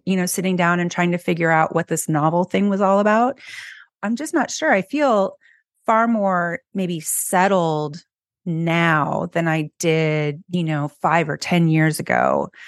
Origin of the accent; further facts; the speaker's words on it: California, United States; moved away as an adult; now in Philadelphia, United States; I grew up in California and now I'm in Philly.